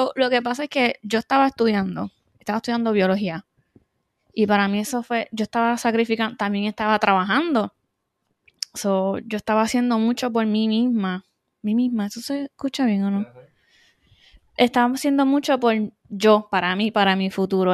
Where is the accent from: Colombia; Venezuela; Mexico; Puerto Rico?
Puerto Rico; Adjuntas; soy de Ajunta, como Brian, eh, natural, como dice, criada en Ajunta